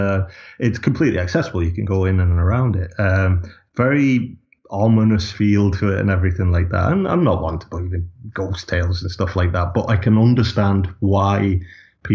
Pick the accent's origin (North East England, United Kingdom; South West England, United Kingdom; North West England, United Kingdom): North West England, United Kingdom; Lancashire; now in Ireland; I'm from Lancashire originally. I came to Ireland in 1999